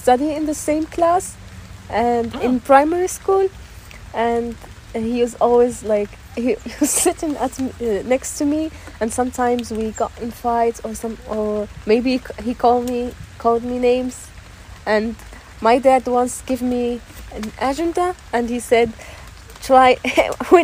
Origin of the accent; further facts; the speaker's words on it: Rabat, Rabat-Salé-Kénitra, Morocco; moved away as an adult; now in Berlin, Germany; I'm from Rabat, the capital city of Morocco